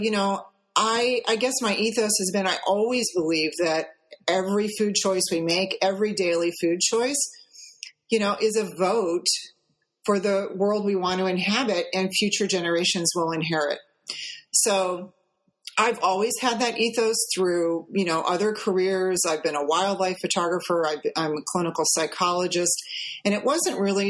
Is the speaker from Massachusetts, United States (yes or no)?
no; St. Louis, Missouri, United States; We grew up in St. Louis, Missouri